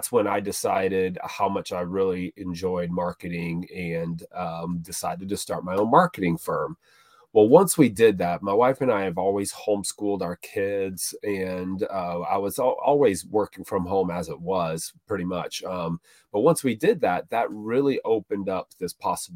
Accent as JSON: {"language": "English", "region": "Florida", "country": "United States", "tie": "born or raised there", "said": "I grew up in Florida"}